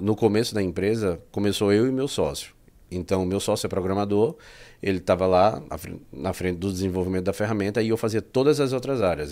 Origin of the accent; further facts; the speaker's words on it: Pernambuco, Brazil; moved away as an adult; now in Portugal; eu sou de Pernambuco